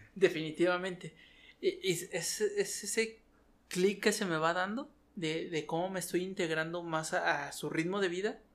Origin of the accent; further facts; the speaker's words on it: Mexico City, Mexico; accent: capitalino; moved away as an adult; now in Chihuahua, Mexico; soy un chilango